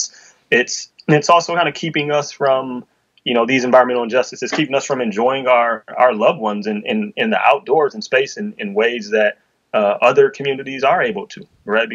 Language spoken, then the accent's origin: English; Detroit, Michigan, United States; I'm from Detroit, right? Where we built and owned a water system